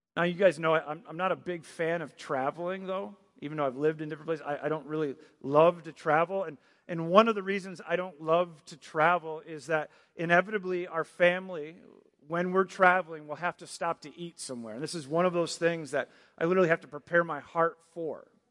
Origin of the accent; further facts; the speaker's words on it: Michigan, United States; moved away as an adult; also born or lived in Virginia Beach, Virginia / Maryland; I grew up in Michigan, then I lived in Virginia Beach, and then I lived in Maryland for a year, and now I'm here